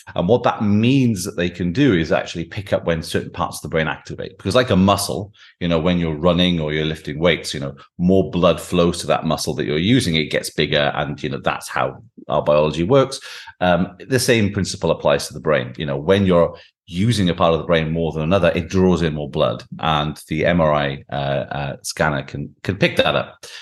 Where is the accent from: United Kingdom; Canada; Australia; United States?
United Kingdom; Welsh Valleys, Wales; I grew up in the Welsh Valleys